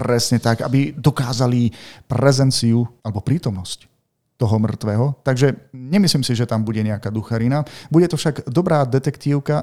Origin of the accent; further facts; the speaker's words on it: Martin, Žilina Region, Slovakia; sme z Martina ešte